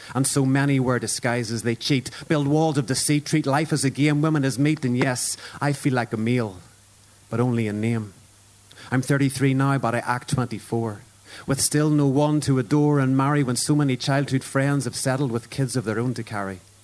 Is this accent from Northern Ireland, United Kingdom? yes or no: yes; Ulster, Northern Ireland, United Kingdom; I'm Irish and an Ulsterman